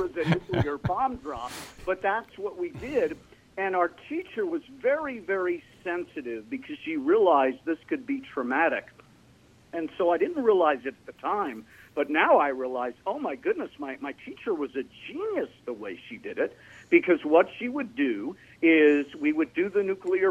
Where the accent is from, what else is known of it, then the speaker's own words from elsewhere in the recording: New York City, New York, United States; I was raised in New York City and the surrounding area